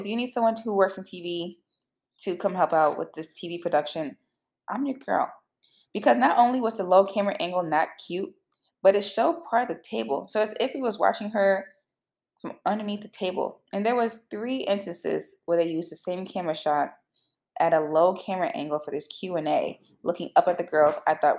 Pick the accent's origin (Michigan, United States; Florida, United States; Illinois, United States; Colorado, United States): Illinois, United States; moved away; I'm from Illinois. You guys know that. I'm actually back in Illinois, surprisingly